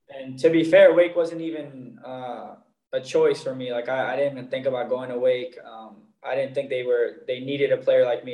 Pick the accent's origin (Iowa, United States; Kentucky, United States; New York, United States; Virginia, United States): New York, United States; moved away as an adult; also born or lived in Miami; now in Boden, Sweden; growing up in New York and playing against the Red Bulls